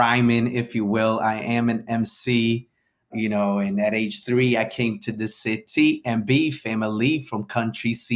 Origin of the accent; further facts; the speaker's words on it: New Bedford, Massachusetts, United States; also born or lived in Guinea-Bissau; I grew up in New Bedford, although I was born in Guinea-Bissau, West Africa, to Cape Verdean parents